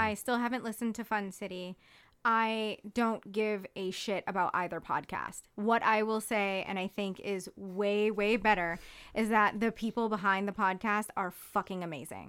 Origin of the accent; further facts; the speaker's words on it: Hawaii, United States; now in Ithaca, United States; I grew up in Hawaii